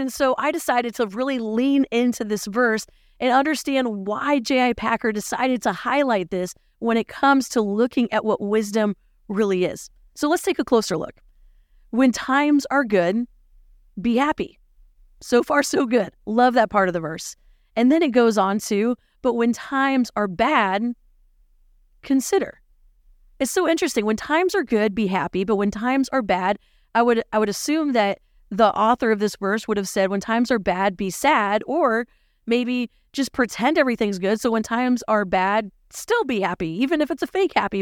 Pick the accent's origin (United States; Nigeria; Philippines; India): Philippines; moved away; growing up in the Philippines